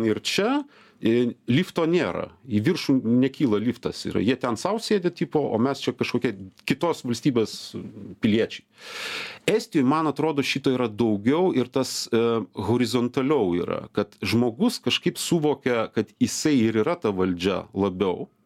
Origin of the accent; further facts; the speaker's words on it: Lithuania; now in Estonia; mes lietuviai pasakojam apie estus anekdotus